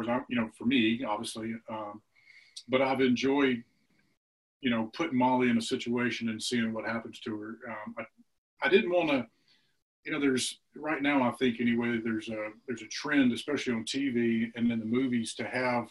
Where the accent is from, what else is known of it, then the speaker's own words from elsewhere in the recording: Mississippi, United States; I'm from Mississippi